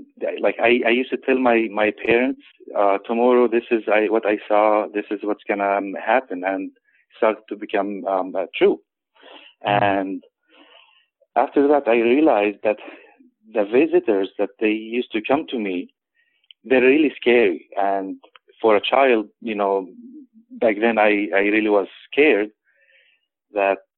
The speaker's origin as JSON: {"language": "English", "town": "Nazareth", "region": "Northern District", "country": "Israel", "tie": "born or raised there", "also_born_or_lived": "Florence, Italy / Chicago, Illinois / San Francisco", "moved": "yes", "lives_now": "Sacramento, United States", "said": "I was born in Nazareth, Israel, in the Holy Land."}